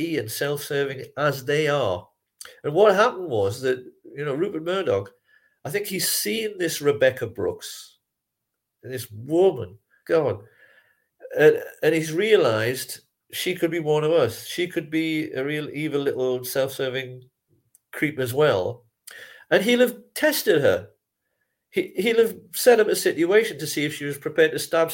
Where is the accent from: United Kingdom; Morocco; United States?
United Kingdom; England; as an Englishman